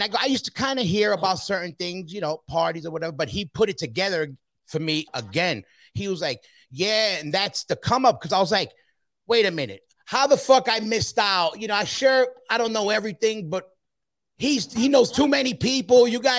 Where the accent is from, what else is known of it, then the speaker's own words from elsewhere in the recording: Ecuador; I'm Ecuadorian, I know, but I know a lot about how the European youth came up.